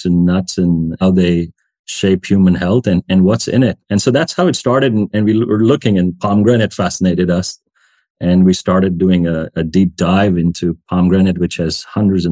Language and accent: English; India; moved away as an adult; also born or lived in United States; now in Switzerland; I grew up in India, where I trained as an internal medicine doctor in the Indian language, and which is Hindi